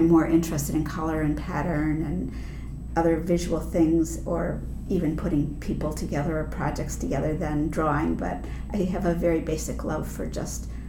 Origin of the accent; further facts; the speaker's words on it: Shaker Heights, Ohio, United States; I grew up here. I'm a third generation Clevelander, and I grew up in Shaker Heights and went to Shaker Heights High School